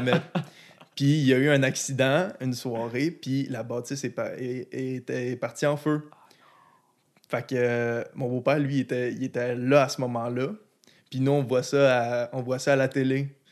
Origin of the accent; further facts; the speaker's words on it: Quebec City, Quebec, Canada; also born or lived in Blainville / Dorval; mes, plus jeunes, souvenirs de mon enfance, c'est à Saint-Émile, à ma première maison sur euh, l'Acropole